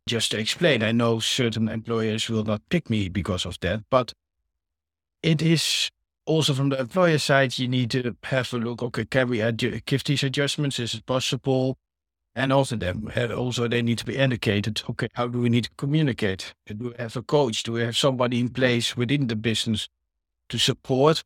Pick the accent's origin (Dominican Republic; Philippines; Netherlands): Netherlands; now in United Kingdom; I'm from the Netherlands